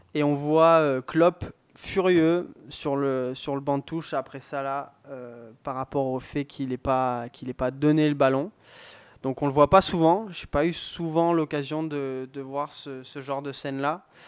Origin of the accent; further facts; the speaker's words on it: France; en tant que Français